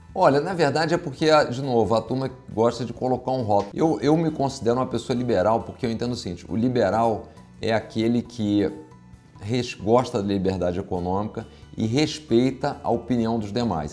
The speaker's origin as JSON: {"language": "Portuguese", "region": "Rio de Janeiro", "country": "Brazil", "accent": "carioca", "said": "eu sou, sou carioca, como dá para ver pelo sotaque"}